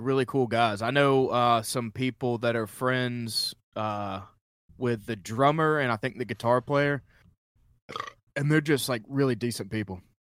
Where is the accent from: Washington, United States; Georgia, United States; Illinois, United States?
Georgia, United States; Columbus; I'm originally from Columbus, Georgia